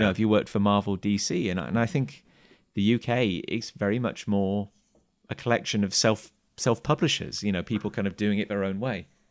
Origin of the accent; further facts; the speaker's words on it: Gloucester, South West England, United Kingdom; also born or lived in Cheltenham; I grew up just outside of Gloucester